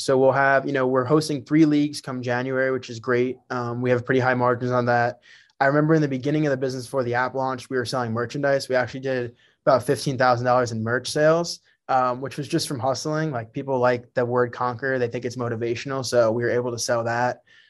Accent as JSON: {"language": "English", "region": "New Jersey", "country": "United States", "tie": "born or raised there", "said": "So, yeah, so I grew up in Bergen County, New Jersey. That was my home."}